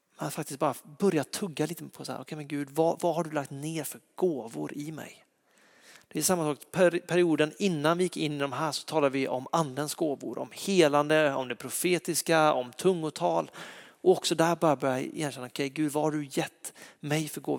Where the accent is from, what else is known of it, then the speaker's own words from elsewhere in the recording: Lysekil, Västra Götaland, Sweden; jag är uppväxt i Lysekil, i en fantastisk församling